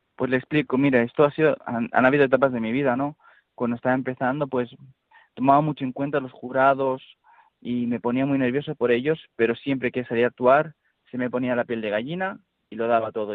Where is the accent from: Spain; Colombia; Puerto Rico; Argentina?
Spain